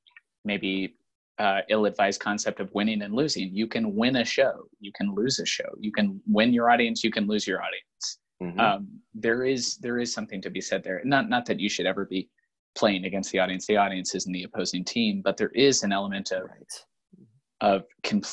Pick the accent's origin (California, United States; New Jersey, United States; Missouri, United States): Missouri, United States; Springfield; growing up in Springfield, which is a huge Cardinals town